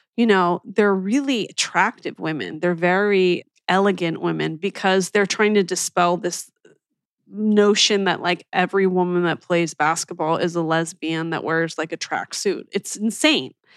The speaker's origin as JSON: {"language": "English", "town": "Philadelphia", "region": "Pennsylvania", "country": "United States", "tie": "born or raised there", "said": "when I was growing up in Philly"}